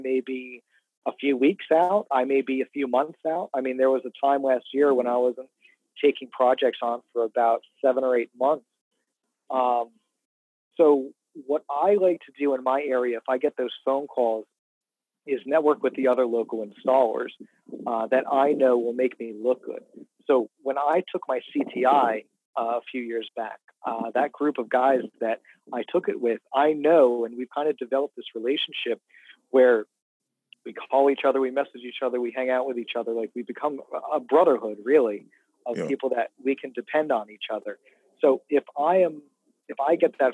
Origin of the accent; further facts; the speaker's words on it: Jersey Shore, New Jersey, United States; I'm from the Jersey Shore. I live in South Jersey.